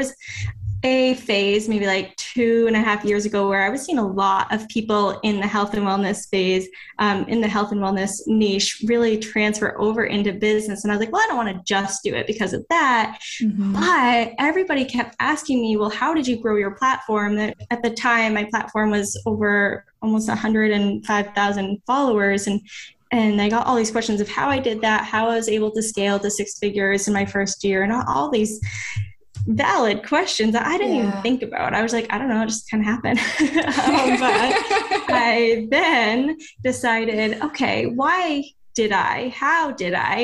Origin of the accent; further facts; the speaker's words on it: Maine, United States; moved away as an adult; now in Florida, United States; I came from Maine.